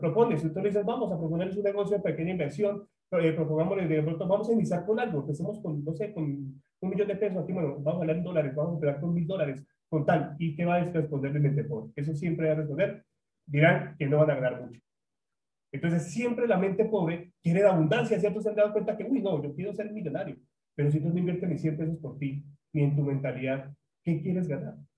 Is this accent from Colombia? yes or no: yes; Colombia; Soy colombiano